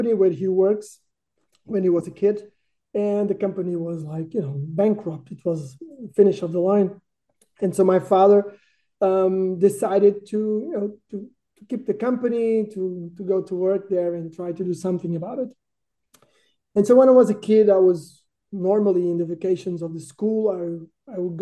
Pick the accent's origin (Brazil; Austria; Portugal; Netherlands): Portugal; born or raised there; also born or lived in Düsseldorf, Germany